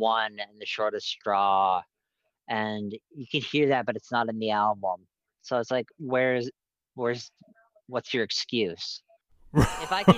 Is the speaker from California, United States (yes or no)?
no; Minnesota, United States; I'm from Minnesota